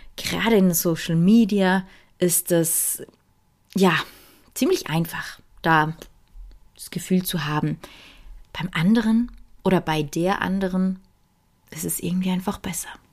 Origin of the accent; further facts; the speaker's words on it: Switzerland; bei uns in der Schweiz